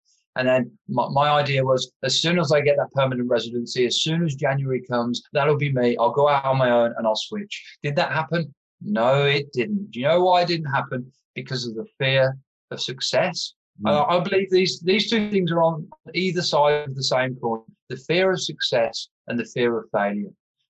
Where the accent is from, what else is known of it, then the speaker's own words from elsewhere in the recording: England, United Kingdom; now in Australia; As I said, I emigrated here from England, and you know, there's some hoops you have to jump through to be able to stay in Australia.